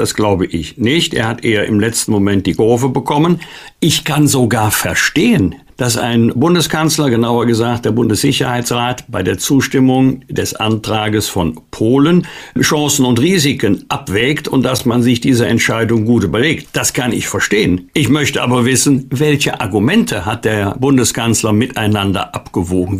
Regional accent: Cologne, North Rhine-Westphalia, Germany; uns Kölnern

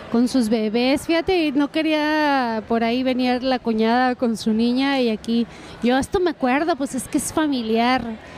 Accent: Costa Mesa, California, United States; nosotros estamos en Costa, en Costa Mesa, bueno, somos de Costa Mesa, pero estamos en California

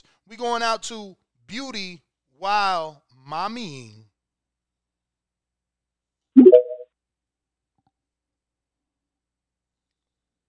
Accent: East Coast, United States; right away people know I'm from the East Coast

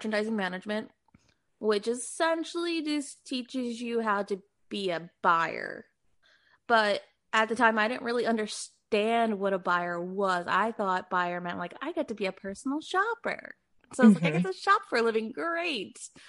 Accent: Philadelphia, Pennsylvania, United States; born or raised there; moved away as an adult; also born or lived in New York; now in California, United States

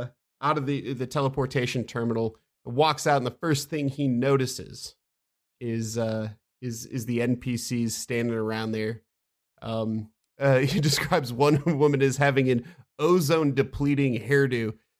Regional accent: Midwest, United States; John and I both grew up in the Midwest.

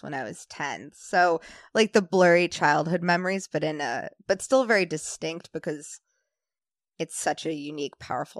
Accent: England, United Kingdom; also born or lived in New Jersey / Singapore; So, I was born in New Jersey, but moved all the time when I was a kid. Was in Singapore and England

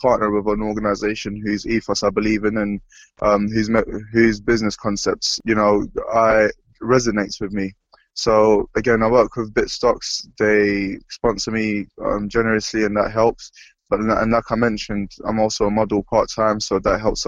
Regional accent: London, United Kingdom; I grew up in London

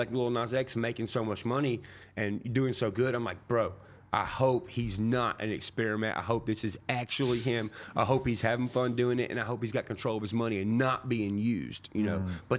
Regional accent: Nashville, Tennessee, United States; growing up around Nashville, everybody who goes in those buildings and comes out, like, I shoot pool with them.

